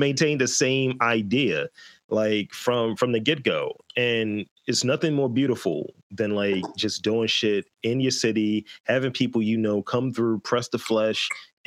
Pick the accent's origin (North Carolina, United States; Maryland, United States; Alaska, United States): Maryland, United States; Baltimore; I'm from Baltimore